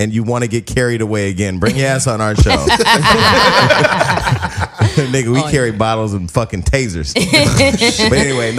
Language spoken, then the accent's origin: English; Stockton, California, United States; I'm from Stockton, California.